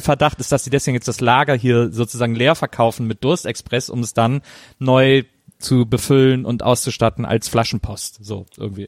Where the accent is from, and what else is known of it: Rhineland, Germany; born or raised there